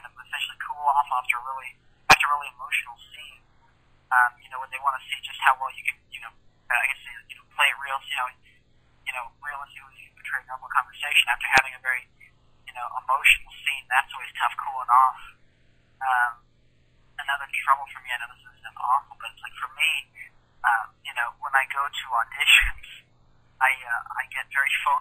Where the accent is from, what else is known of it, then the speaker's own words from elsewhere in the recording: Arizona, United States; I'm from Arizona, and I'm an actor